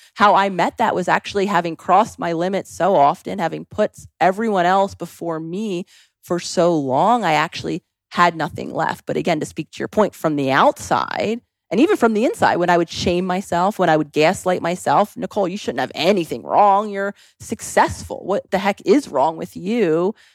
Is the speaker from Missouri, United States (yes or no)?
no; Philadelphia, Pennsylvania, United States; also born or lived in New York City / Los Angeles; now in Scottsdale, United States; growing up in Philadelphia, New York City, and then the time I spent in L